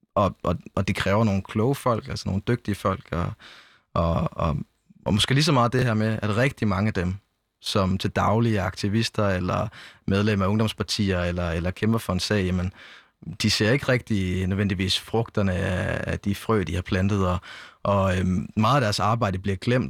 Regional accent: Jelling, Southern Denmark, Denmark; jeg kommer selv fra Jelling, altså sådan øh, lige på grænsen mellem Syd- og Midtjylland

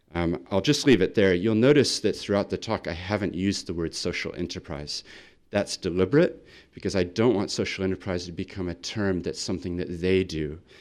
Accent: Christchurch, Canterbury, New Zealand; also born or lived in Sydney, Australia; I come from Christchurch

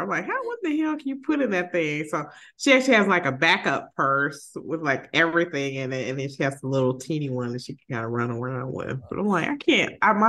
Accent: Chicago, Illinois, United States; maybe I'm just being having my favorites because I'm from Chicago.

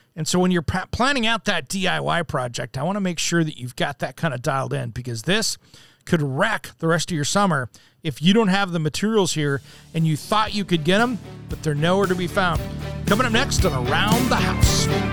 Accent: Tri-Cities, eastern Washington, United States; now in Portland, United States; I grew up in the Tri Cities, which is in eastern Washington

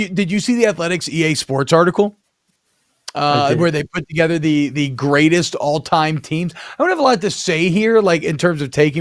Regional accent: Atlanta, Georgia, United States; we had a lot of Falcons fans growing up in Atlanta

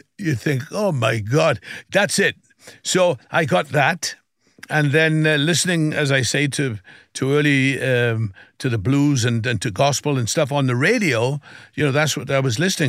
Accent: South Wales, United Kingdom; growing up in Wales, you know, I would sing, first of all, in school

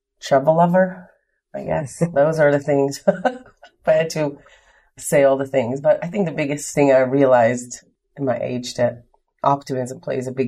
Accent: Israel; moved away as an adult; now in Richmond, United States; I was born and raised in Israel, moved to the U.S. in September of 99

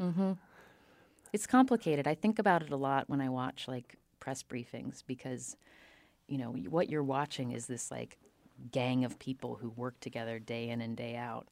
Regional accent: Charleston, West Virginia, United States; I grew up in Charleston, West Virginia, which is a small, smallish city

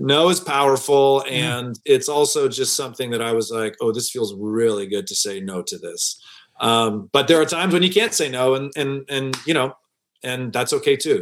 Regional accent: Detroit, Michigan, United States; moved away as an adult; also born or lived in New York / Los Angeles; downtown Detroit, my hometown.

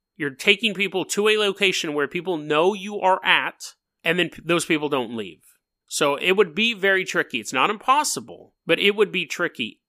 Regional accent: Sacramento, California, United States; I'm from Sacramento

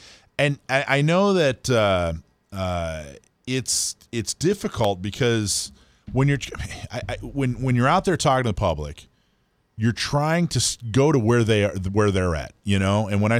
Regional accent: Florida, United States; also born or lived in Hawaii / California; I think I grew up in Florida and Hawaii and California.

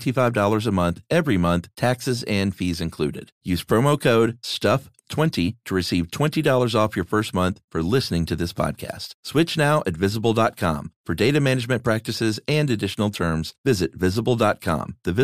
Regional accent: Florida, United States; I grew up in Florida, so we spent most of the summer with our shoes off.

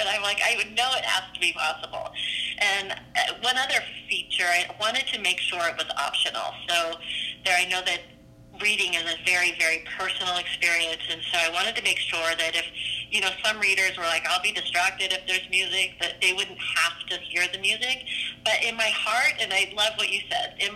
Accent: Seattle, Washington, United States; moved away as an adult; now in Southern California, United States; I am originally from the Seattle area

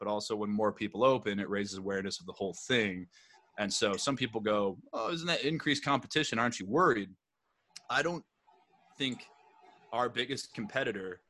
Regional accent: Plymouth, Minnesota, United States; I grew up in Minnesota, a town called Plymouth. It's about 15 minutes west of Minneapolis.

